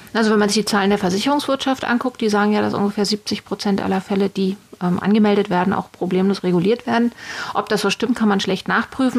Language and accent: German; Berlin, Germany; ich bin ähm, aus Berlin geboren